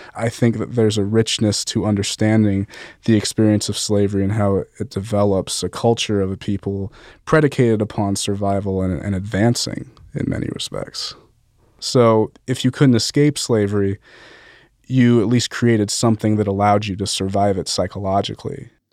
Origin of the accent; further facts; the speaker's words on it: Las Vegas, Nevada, United States; I'm from Las Vegas